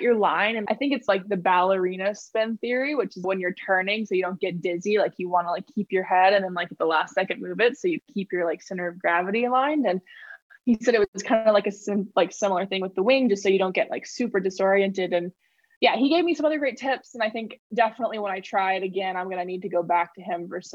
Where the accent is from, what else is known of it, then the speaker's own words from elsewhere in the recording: Maui, Hawaii, United States; I'm born and raised on Maui